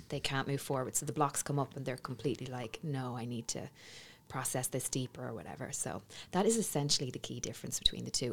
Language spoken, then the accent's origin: English; Navan, Leinster, Ireland; moved away; back in my hometown